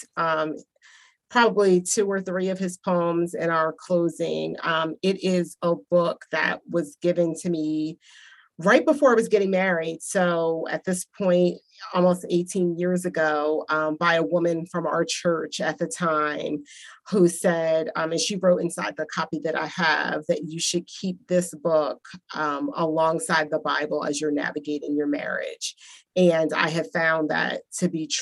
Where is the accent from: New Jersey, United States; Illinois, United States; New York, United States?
New Jersey, United States; growing up in New Jersey